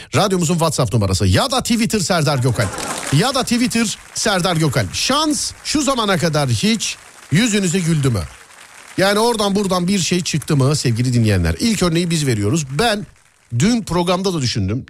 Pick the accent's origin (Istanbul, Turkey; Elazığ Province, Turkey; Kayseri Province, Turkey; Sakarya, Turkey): Istanbul, Turkey; ben doğma büyüme Şişliyim.